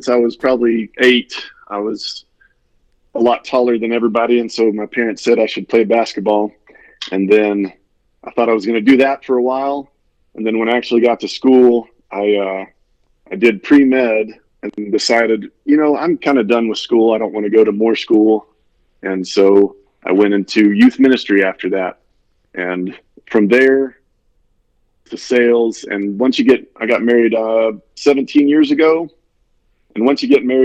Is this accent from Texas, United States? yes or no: yes; Amarillo, Texas, United States; also born or lived in Hereford, Texas / Alabama / Dallas, Texas; I was born in Hereford, Texas, and moved to Amarillo when I was about 10. And I've lived here ever since